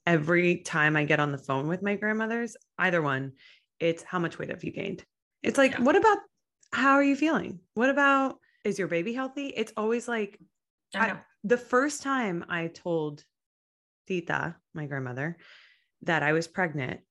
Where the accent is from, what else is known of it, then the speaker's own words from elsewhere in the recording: Miami, Florida, United States; growing up in Miami